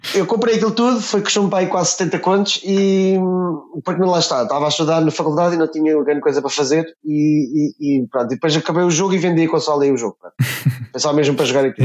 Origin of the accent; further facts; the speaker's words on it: near Santarém, Santarém District, Portugal; moved away; also born or lived in England; na minha terra natal, que era o Cartaz, perto de Santarém